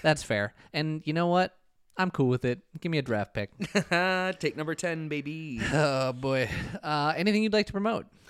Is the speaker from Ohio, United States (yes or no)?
no; Minnesota, United States; now in Chicago, United States; me as a Minnesotan